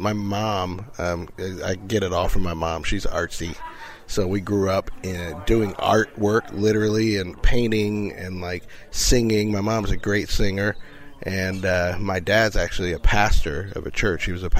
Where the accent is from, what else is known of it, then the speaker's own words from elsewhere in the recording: Indiana, United States; It was interesting. I was, like I said, I was a preacher's kid, so that's different than anything in the world. But we grew up in a pretty segregated neighborhood